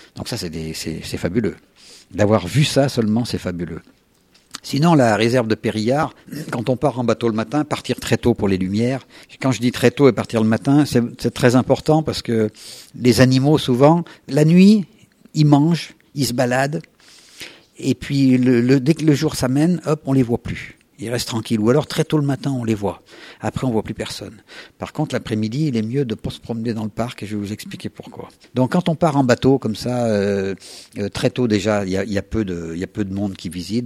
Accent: Isère, Auvergne-Rhône-Alpes, France; je suis de l'Isère

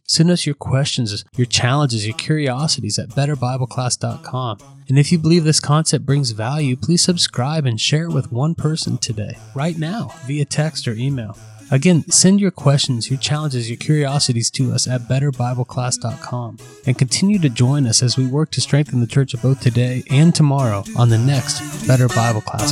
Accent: Central Ohio, United States; now in Central California, United States; I'm originally from Central Ohio, but now I'm in Central California

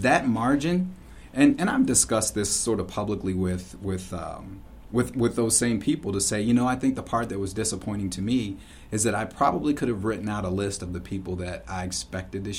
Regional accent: St. Louis, Missouri, United States; moved away as an adult; also born or lived in Chicago / Indianapolis; now in Sun Prairie, United States; I grew up in St. Louis, Missouri.

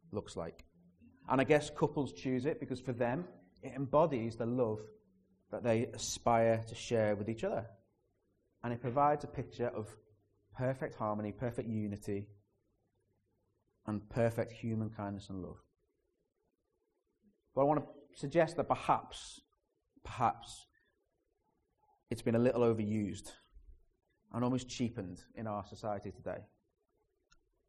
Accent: Liverpool, North West England, United Kingdom; the city you're living in and trying to learn that language is Liverpool.

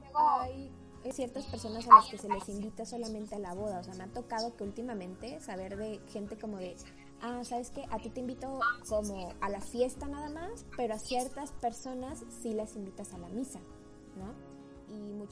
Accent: Mexico; como mexicanos

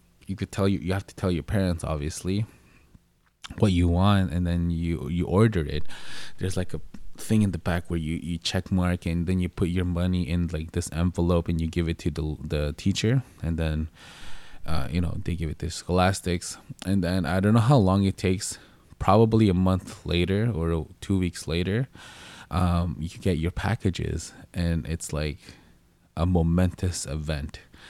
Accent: Philippines; And if you guys don't know what I look like, I am Filipino. So if you don't know what that is, it's from the Philippines.

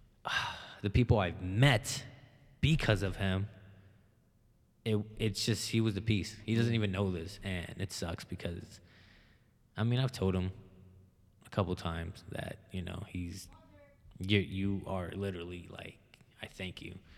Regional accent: Hammond, United States; also born or lived in Alexandria; growing up in Hammond

